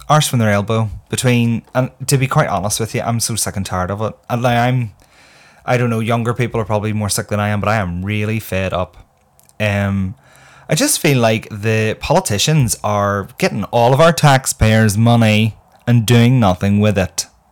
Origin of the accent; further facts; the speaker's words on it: Northern Ireland, United Kingdom; I myself am from Northern Ireland